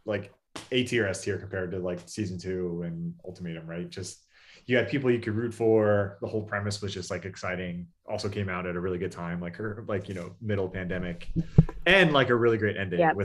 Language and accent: English; California, United States; we're all from California